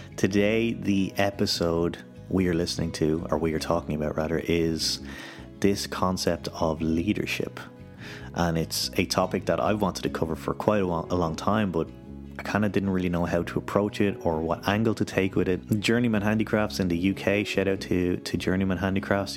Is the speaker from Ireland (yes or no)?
yes; Ireland; also born or lived in United Kingdom; now in Vaasa, Finland; coming from the U K, well, I'm from Ireland